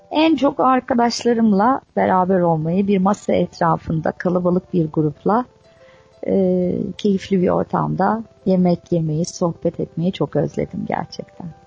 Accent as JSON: {"language": "Turkish", "region": "Istanbul", "country": "Turkey", "tie": "born or raised there", "said": "İstanbul'da doğdum büyüdüm"}